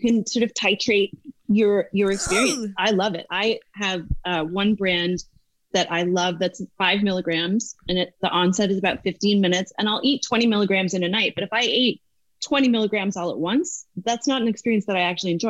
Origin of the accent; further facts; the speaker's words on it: Newfoundland and Labrador, Canada; moved away as an adult; also born or lived in Dublin, Ireland; now in United States; i i grew up in Newfoundland.